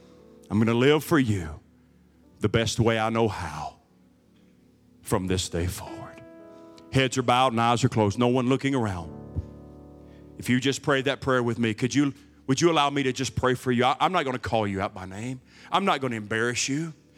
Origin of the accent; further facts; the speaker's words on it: United States; born there; Because I'm an American, and this is a Christian nation, which is debatable anymore. Because this is America, I was born in America.